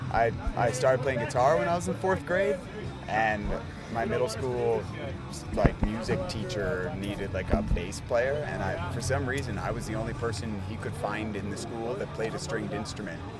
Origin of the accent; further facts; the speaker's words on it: Philadelphia, Pennsylvania, United States; from Philly, and you're watching